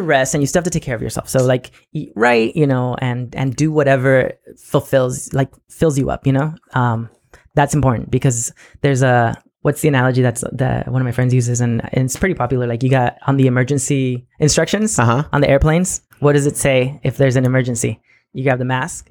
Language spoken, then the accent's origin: English; National City, California, United States; also born or lived in Imperial Beach, California; I was born and raised in the South Bay. I lived in National City until I was 18